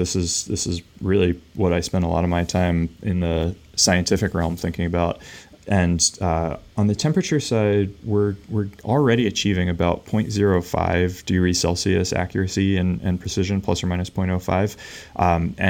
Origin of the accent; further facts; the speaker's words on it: Pennsylvania, United States; And I grew up just outside of Philadelphia in this like old farm town that has since been converted to suburbia